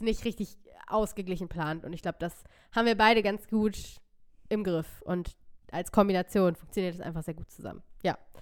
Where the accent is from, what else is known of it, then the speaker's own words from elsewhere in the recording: near Hanover, Lower Saxony, Germany; ich komme aus der Nähe von Hannover. Ähm, und ich habe eigentlich auch bis auf ganz kurze Ausreißer immer in der Nähe von Hannover oder in Hannover ähm, gelebt